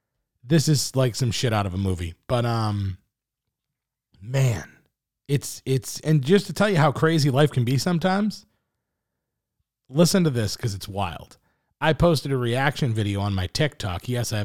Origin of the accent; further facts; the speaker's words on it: Boston, Massachusetts, United States; I'm from Boston, but I'm a diehard Bengals fan.